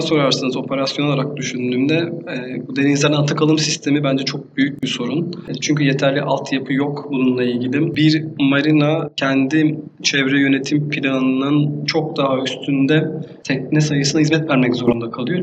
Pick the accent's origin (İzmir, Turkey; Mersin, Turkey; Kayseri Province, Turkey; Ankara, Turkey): Mersin, Turkey; Erdemli; 1982 e, yılında Mersin'in küçük bir deniz kasabası olan Erdemli ilçesinde doğdum